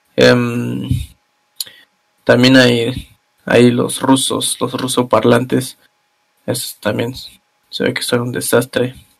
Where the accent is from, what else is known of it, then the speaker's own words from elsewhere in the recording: Mexico; moved away as an adult; now in Germany; mi querido México